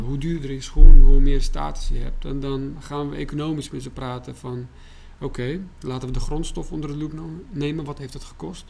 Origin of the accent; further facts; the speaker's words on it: Baghdad, Baghdad Governorate, Iraq; now in Netherlands; Ik ben in Bagdad opgegroeid